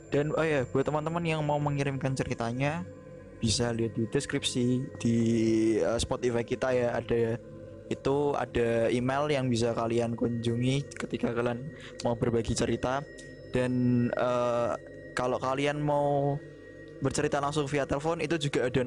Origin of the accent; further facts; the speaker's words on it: Java, Indonesia; karena kita juga orang Jawa ya kebetulan aku sama Ria orang Jawa